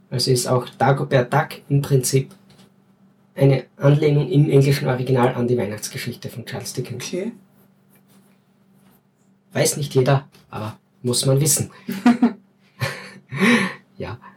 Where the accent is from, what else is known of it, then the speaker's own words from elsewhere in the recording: Styria, Austria; Wir sind ja keine Wiener, wir sind Steirer. Zum Glück.